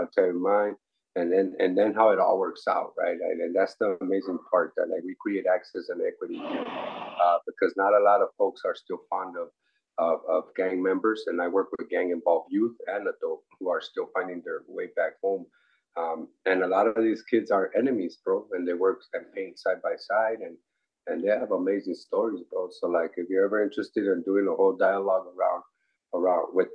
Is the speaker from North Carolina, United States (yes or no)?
no; Los Angeles, California, United States; I'm from Boyle Heights, East Los Angeles